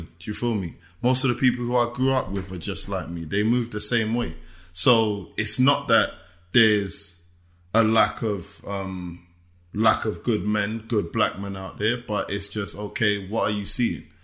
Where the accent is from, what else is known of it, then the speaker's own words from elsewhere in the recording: England, United Kingdom; moved away; also born or lived in United States; being the English guy